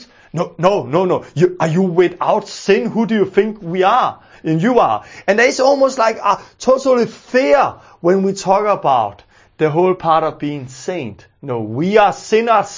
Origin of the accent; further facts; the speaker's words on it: Denmark; growing up in Denmark